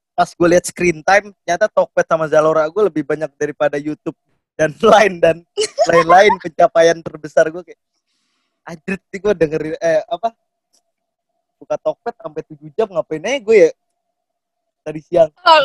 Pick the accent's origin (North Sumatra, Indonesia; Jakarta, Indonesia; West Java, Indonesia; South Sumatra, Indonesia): West Java, Indonesia; Depok; also born or lived in Bandung; gue dari Cinere, dari Depok